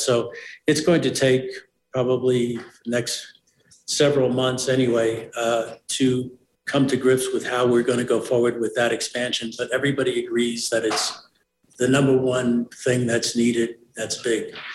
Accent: New York City, New York, United States; now in Mountain Village, United States; I was born and raised in the South Bronx

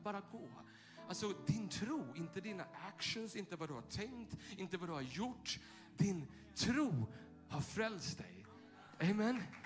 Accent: Tyresö, Stockholm County, Sweden; den där kyrkan där jag växte upp söder om Stockholm i Tyresö

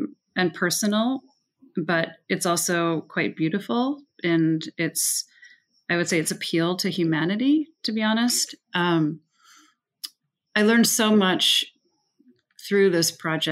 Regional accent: Evanston, Illinois, United States; also born or lived in Prague, Czech Republic; I did grow up in Evanston

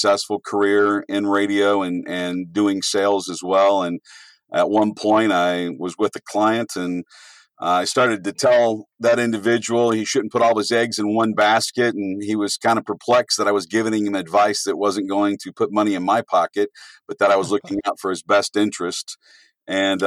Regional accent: Louisville, Kentucky, United States; moved away as an adult; now in Ohio, United States; I grew up in Louisville, Kentucky. I came to Ohio in 89 for school.

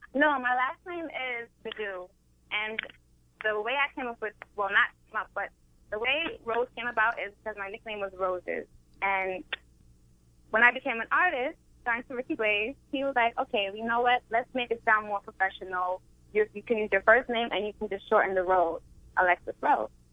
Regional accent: Brooklyn, New York, United States; I'm from a place called Brooklyn

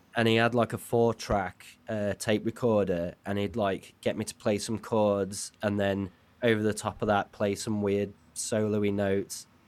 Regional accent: Halesowen, West Midlands, United Kingdom; now in Leeds, United Kingdom; I'm from a place called Hale Zoan

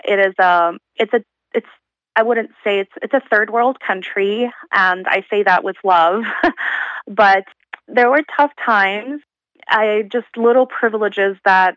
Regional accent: Thailand; moved away as an adult; also born or lived in Uzbekistan; now in Canada; I was born in Uzbekistan. I was born the year after, or actually some people say the year that the Soviet Union collapsed. So technically I was born in the USSR, which is a union that no longer exists. And then I moved to Thailand when I was around 7 years old

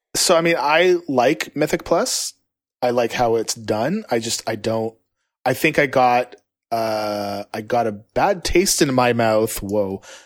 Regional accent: Canada; I'm from Canada

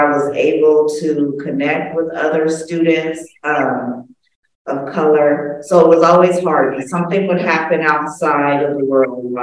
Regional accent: Los Angeles, California, United States; also born or lived in Oakland; I grew up in Los Angeles. I went to school here, elementary all the way to high school

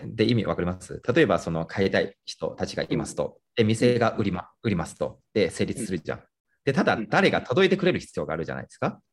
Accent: Nanjing, Jiangsu, China; moved away; 自分が出身地の南京

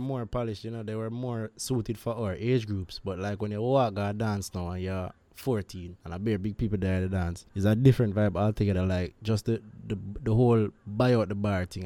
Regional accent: Jamaica; As a Jamaican

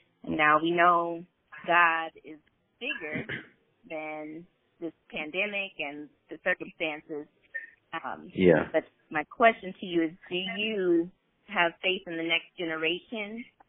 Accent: Denver, Colorado, United States; I am from here, born and raised.

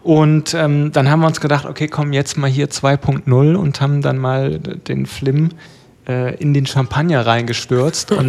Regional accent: Aachen, North Rhine-Westphalia, Germany; Damals gab's, damals hatte die katholische Kirche noch Geld und es gab in Aachen, wo ich

